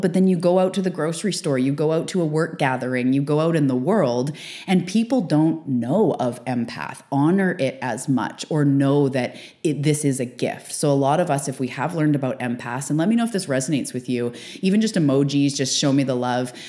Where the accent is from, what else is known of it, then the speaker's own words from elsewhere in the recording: Canada; also born or lived in west coast of Canada; fellow Canadian